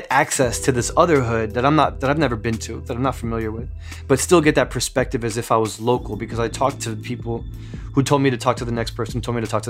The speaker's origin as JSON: {"language": "English", "town": "Newark", "region": "New Jersey", "country": "United States", "tie": "born or raised there", "said": "I grew up in Newark, New Jersey"}